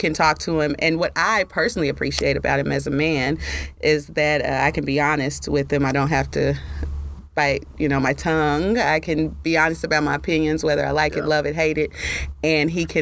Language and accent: English; Dallas, Texas, United States; I'm from Southern Dallas, as a matter of fact. And for a long time, you know, I was probably one of those kids that didn't really leave my neighborhood much except to go to school